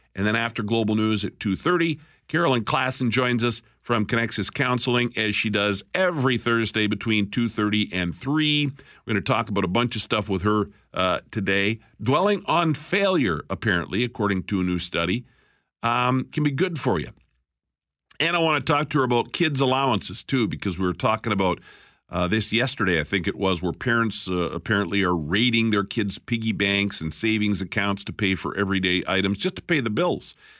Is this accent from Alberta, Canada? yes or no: yes; Alberta, Canada; now in Winnipeg, Canada; I'm from Alberta.